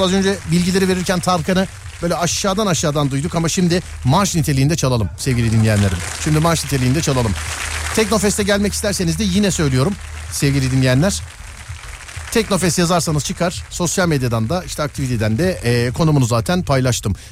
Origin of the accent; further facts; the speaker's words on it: Mediterranean Region, Turkey; ben Ege'li değilim ben Akdeniz